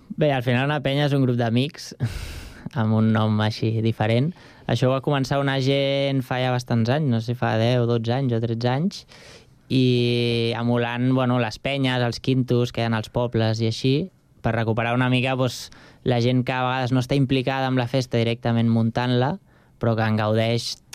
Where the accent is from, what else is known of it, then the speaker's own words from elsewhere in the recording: Sant Cugat del Vallès, Catalonia, Spain; also born or lived in Barcelona; he viscut sempre a Sant